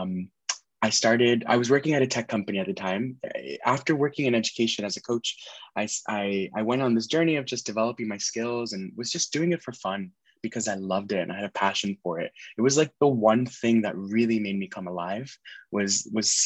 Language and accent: English; Miami, Florida, United States; moved away as an adult; also born or lived in Nashville; I was born and raised in Miami, Florida.